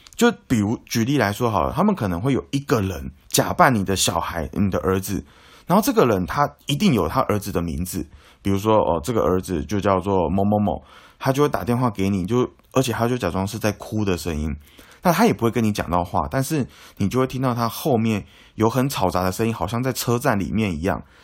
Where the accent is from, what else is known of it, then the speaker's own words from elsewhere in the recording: Taiwan; 我们台湾人